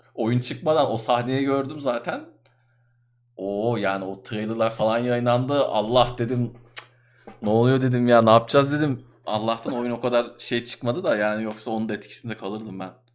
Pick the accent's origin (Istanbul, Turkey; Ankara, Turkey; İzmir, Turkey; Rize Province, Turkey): Ankara, Turkey; ben doğma büyüme Ankaralıyım